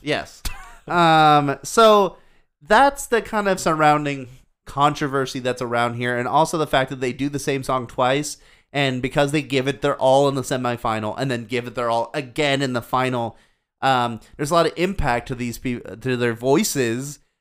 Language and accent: English; United States; As an American